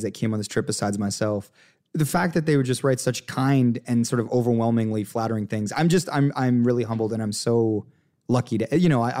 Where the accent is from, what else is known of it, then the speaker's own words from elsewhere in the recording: Hamilton, Ontario, Canada; also born or lived in Toronto; I'm from Hamilton, Ontario originally